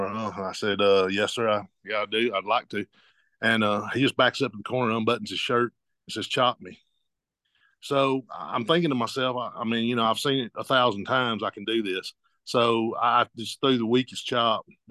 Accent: Georgia, United States; I grew up in Georgia

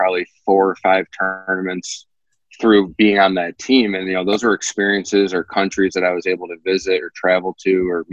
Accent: outside Detroit, Michigan, United States; I grew up outside Detroit

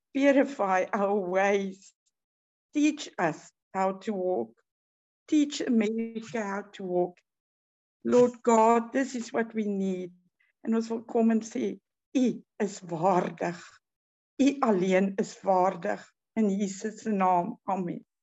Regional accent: South Africa; Ons as Suid-Afrikaners

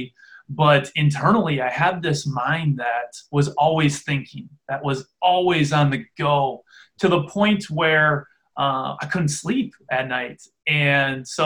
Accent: Freedom, Wisconsin, United States; I grew up in Freedom, Wisconsin, a small town in farming community in the middle of Wisconsin

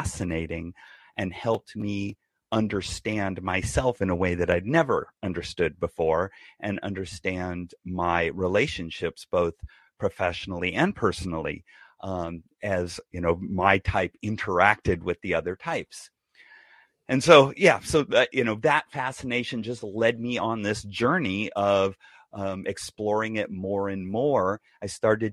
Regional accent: Bay Area, California, United States; also born or lived in San Diego; I was raised in the Bay Area

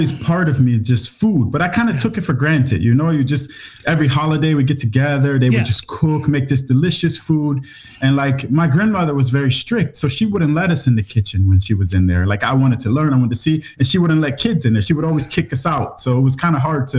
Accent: Cleveland, Ohio, United States; moved away as an adult; also born or lived in Malaysia / Borneo; now in Svalbard, Norway; I grew up in Cleveland, Ohio, in the USA

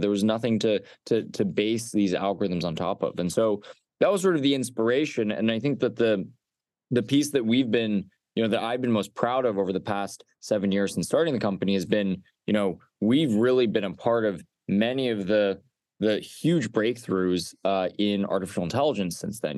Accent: Los Alamos, New Mexico, United States; I grew up in Los Alamos, New Mexico

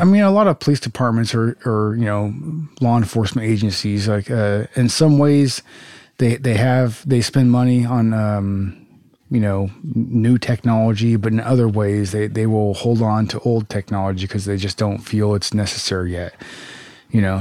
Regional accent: Southern California, United States; I grew up in Southern California

